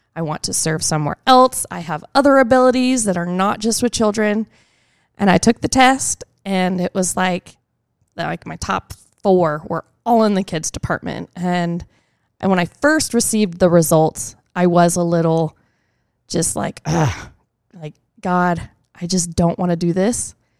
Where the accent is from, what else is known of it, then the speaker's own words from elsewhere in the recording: Tomball, Texas, United States; I am from Tomball, Texas